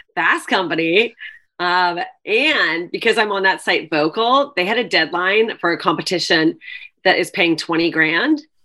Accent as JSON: {"language": "English", "country": "Canada", "moved": "yes", "lives_now": "New York, United States", "said": "I am Canadian"}